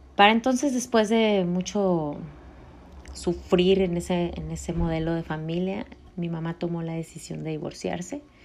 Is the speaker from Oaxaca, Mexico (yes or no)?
no; Puerto Vallarta, Jalisco, Mexico; yo nací en Puerto Vallarta